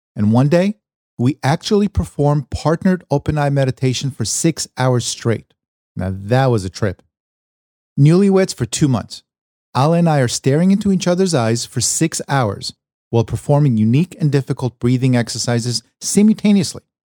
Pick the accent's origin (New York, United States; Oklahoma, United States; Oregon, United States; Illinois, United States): New York, United States; moved away as an adult; now in Los Angeles, United States; my days growing up in New York, leading to my decision to leave it all behind and venture out to Los Angeles